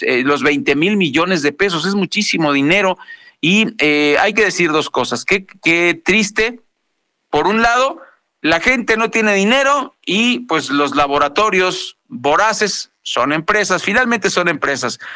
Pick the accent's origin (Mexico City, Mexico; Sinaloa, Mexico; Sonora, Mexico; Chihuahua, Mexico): Sonora, Mexico; now in State of Mexico, Mexico; Teníamos varios años en que no ocurría nada por allá en, mi tierra